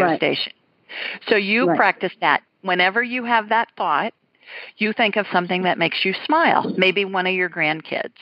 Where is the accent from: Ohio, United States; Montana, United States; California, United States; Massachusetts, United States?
Ohio, United States; Columbus; moved away; Two Columbus girls tonight. Well, three, including me, but I haven't lived there in a long time